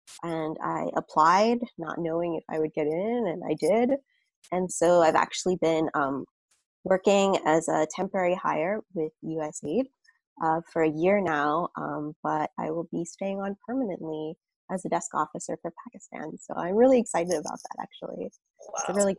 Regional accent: Brooklyn, New York, United States; Sure. Brooklyn's awesome. I feel like it's changed so much over the years. Every time I go home, it's just like completely different neighborhood.

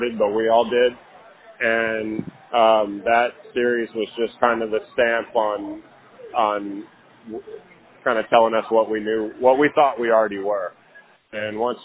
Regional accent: Lakeway, Texas, United States; I'm from Lake Travis

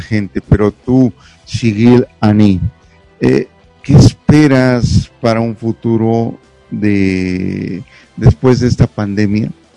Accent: Mexico; aunque éramos mexicanos o somos mexicanos

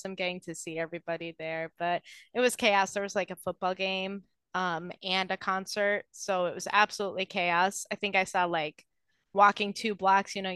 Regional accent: Wisconsin, United States; I'm from Wisconsin

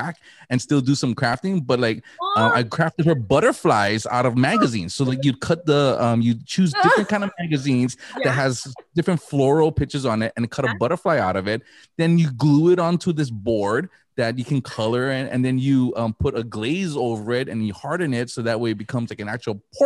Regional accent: Waianae, Hawaii, United States; growing up in Waianae

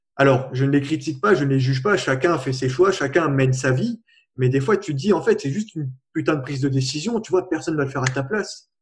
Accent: La Plaine-des-Palmistes, Réunion; je viens de la Réunion, de la plaine des Palmistes en plus

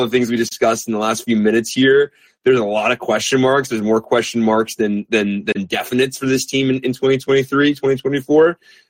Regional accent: New York City, New York, United States; now in San Francisco, United States; I'm a native New Yorker.

